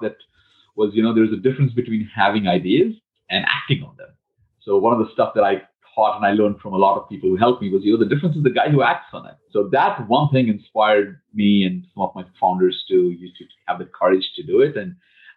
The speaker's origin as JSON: {"language": "English", "country": "India", "moved": "as an adult", "said": "I came from India, from a middle-class family"}